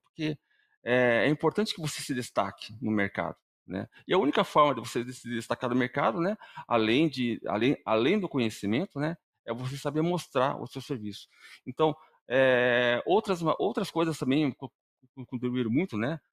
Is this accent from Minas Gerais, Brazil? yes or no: no; Paraná, Brazil; eu sou aqui do Paraná mesmo